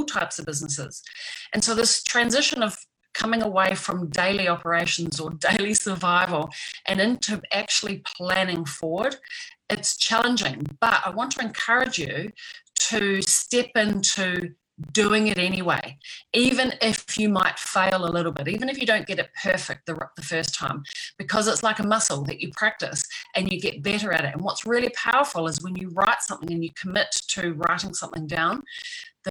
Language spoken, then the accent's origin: English; New Zealand; back in my home country in New Zealand